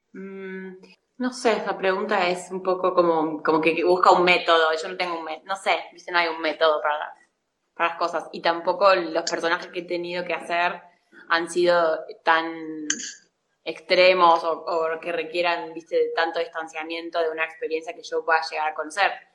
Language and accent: Spanish; La Pampa, Argentina; moved away as an adult; also born or lived in Córdoba, Argentina / Barcelona, Spain; yo soy de La Pampa y me fui a estudiar cine a Córdoba